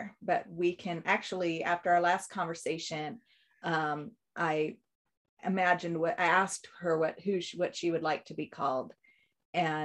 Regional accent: Newport Beach, California, United States; now in Clear Lake, United States; I was born in Newport Beach, California

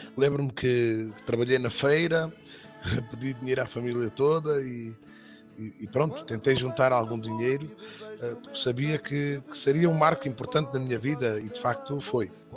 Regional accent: Évora, Alentejo, Portugal; sou de Évora uh, e vivo em Évora

